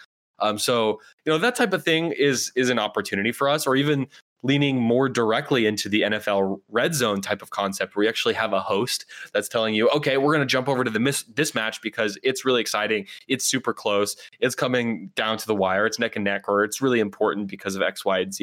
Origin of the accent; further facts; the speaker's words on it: Oakland, California, United States; my hometown of Oakland